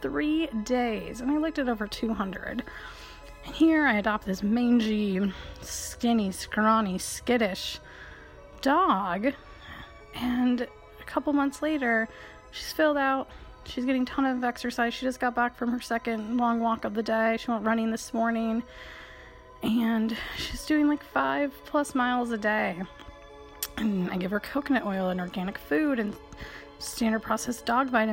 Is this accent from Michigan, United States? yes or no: yes; Michigan, United States; I grew up in Michigan.